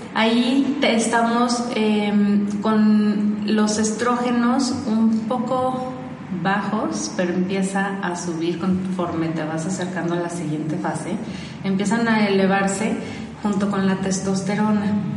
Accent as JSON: {"language": "Spanish", "town": "Guadalajara", "region": "Jalisco", "country": "Mexico", "tie": "born or raised there", "said": "Soy tapatía, nací aquí en Guadalajara."}